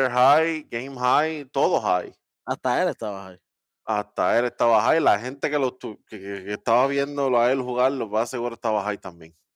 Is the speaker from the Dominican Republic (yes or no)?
yes; Dominican Republic; yo soy dominicano también, por si acaso.